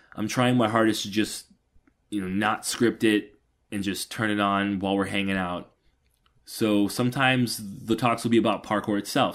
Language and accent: English; Atlanta, Georgia, United States; I'm from Atlanta, Georgia, or a little north of Atlanta, Georgia.